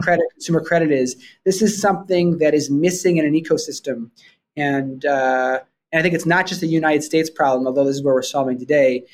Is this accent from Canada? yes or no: yes; Vancouver, British Columbia, Canada; also born or lived in Toronto; I grew up in I grew up in Vancouver, Canada